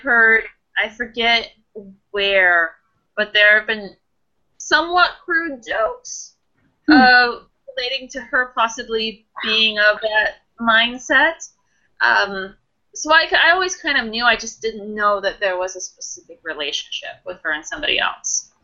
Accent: New York, United States; moved away; I grew up in New York

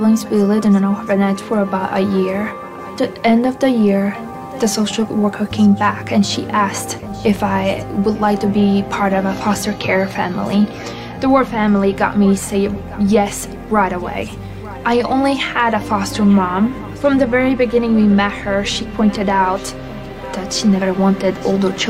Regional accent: Latvia; I'm from Latvia.

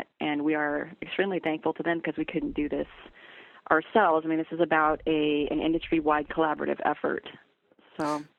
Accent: Kalispell, Montana, United States; moved away; and I'm from Kalispell. You know, went to high school there. I've got a lot of family in Montana, and Montana is very near and dear to my heart.

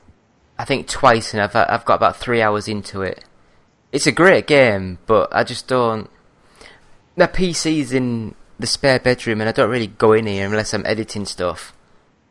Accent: United Kingdom

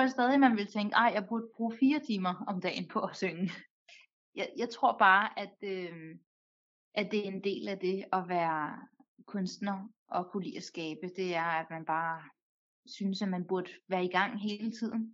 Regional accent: Denmark; jeg er født og opvokset i Danmark

